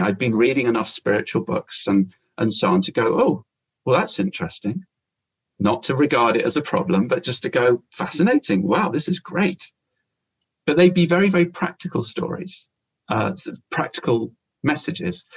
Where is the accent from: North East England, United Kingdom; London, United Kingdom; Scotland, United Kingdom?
London, United Kingdom; moved away; as a teenager, growing up in London